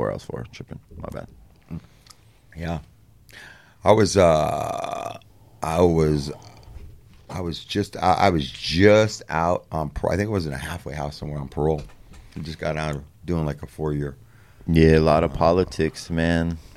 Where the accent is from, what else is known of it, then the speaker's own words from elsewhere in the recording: Santa Monica, California, United States; 21st Street dead end all the way to the alley and everything that ran between that was where I grew up in Santa Monica